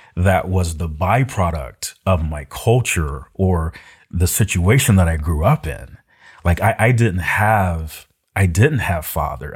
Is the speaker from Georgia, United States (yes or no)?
yes; Decatur, Georgia, United States; also born or lived in Florida; I grew up uh, in an urban, suburban part of Atlanta, uh, a town called Decatur